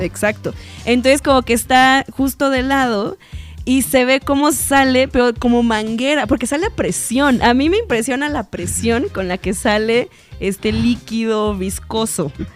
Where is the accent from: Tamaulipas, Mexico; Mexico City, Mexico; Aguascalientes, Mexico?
Mexico City, Mexico; accent: chilango; se me empieza a salir de vez en cuando el acento chilango